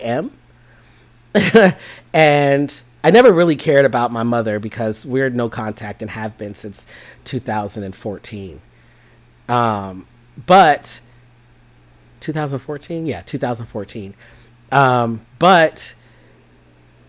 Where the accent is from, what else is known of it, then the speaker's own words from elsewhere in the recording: Jamaica; I'm Jamaican